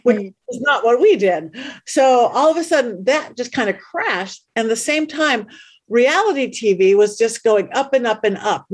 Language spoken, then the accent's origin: English; Los Angeles, California, United States; right in my hometown. I live in the middle of Hollywood